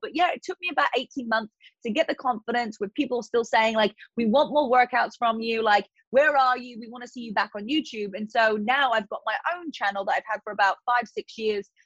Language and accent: English; Eastbourne, South East England, United Kingdom; accent: British; moved away as an adult; now in United States; my hometown in Eastbourne